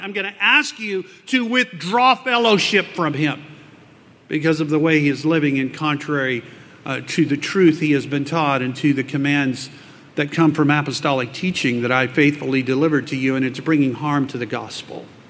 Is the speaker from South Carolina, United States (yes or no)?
no; South Texas, United States; I grew up in South Texas